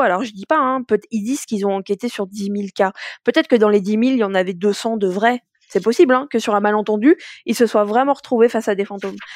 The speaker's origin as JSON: {"language": "French", "country": "France", "said": "nous, en tant que Français, Françaises"}